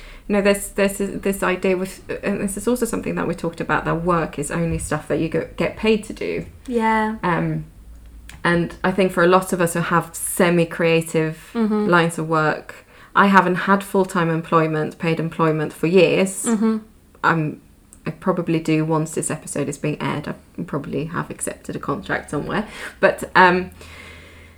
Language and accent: English; Sweden; now in United Kingdom; I grew up in the Swedish system. I'm now bringing my kids back to Sweden to put them into the Swedish system.